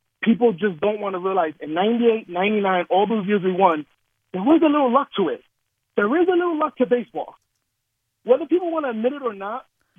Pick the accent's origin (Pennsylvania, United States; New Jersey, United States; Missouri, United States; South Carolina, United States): New Jersey, United States; now in Houston, United States; I'm a Yankee fan, born and raised in New Jersey